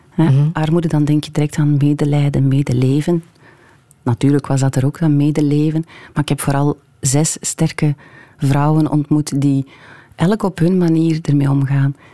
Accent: Hamme, Flanders, Belgium; Ja, ik ben van Hamme. Ik heb daar eh, heel lang gewoond.

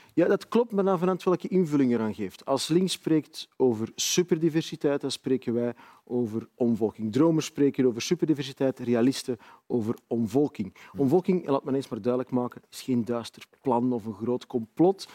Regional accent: Antwerp, Flanders, Belgium; Ik ben opgegroeid in de Kennotstraat in Antwerpen

